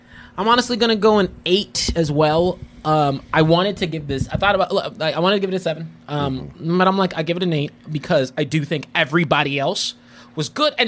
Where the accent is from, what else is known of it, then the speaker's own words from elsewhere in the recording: Dominican Republic; I was like, I'm from the Dominican Republic, baby. Hispanic.